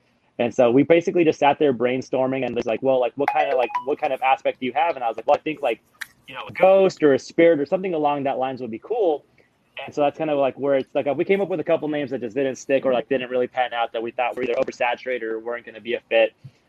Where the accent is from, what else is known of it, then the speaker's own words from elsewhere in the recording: Mazatenango, Suchitepéquez, Guatemala; born there; So I was originally born in Guatemala. I was born in Mazatenango, Suchiti, Peques, Guatemala.